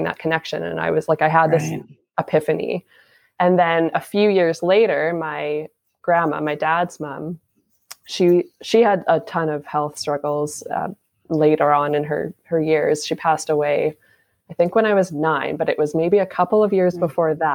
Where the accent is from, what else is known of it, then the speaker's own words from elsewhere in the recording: Saskatchewan, Canada; now in Port Coquitlam, Canada; I'm from Saskatchewan